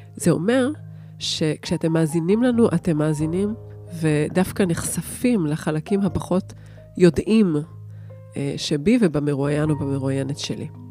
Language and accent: Hebrew; Jerusalem, Jerusalem District, Israel; moved away; אני ירושלמית לשעבר